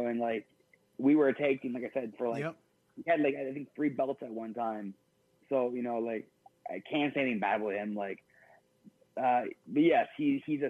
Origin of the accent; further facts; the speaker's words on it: Canada; we're both Canadian